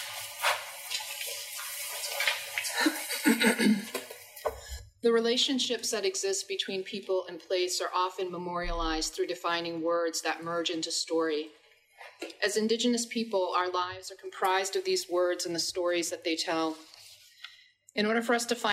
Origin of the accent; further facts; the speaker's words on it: Penobscot Nation, Maine, United States; I'm from the Penobscot Nation